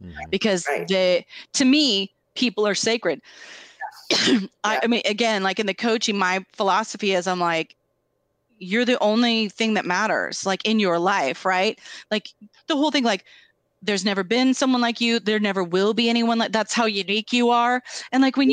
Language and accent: English; Tri-Cities, Washington, United States; moved away; also born or lived in Seattle; I grew up in the Tri Cities, I went to keggers